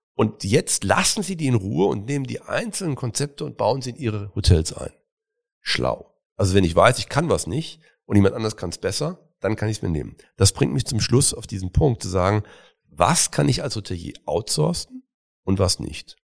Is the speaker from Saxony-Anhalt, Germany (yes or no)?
no; Cologne, North Rhine-Westphalia, Germany; in meine Heimat wollen, nämlich nach Köln